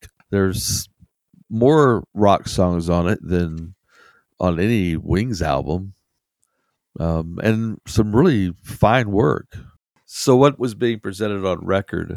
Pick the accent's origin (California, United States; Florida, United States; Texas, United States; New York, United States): Texas, United States; I'm from Texas